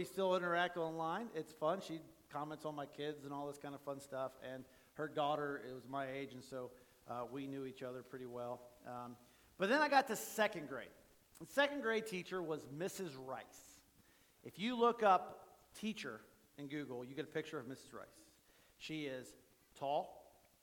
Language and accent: English; Springfield, Ohio, United States; I grew up in Springfield, Ohio